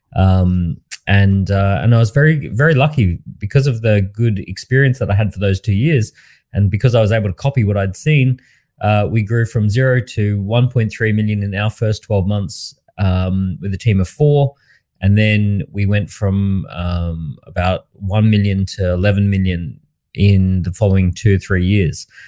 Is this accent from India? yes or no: no; Australia; I grew up in Australia